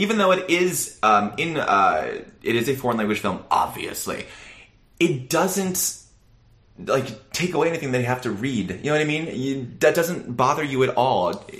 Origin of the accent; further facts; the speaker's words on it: Iowa, United States; talk about my home state.